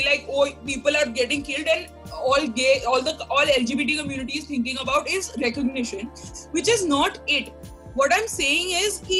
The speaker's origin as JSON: {"language": "English", "country": "India", "said": "as an Indian"}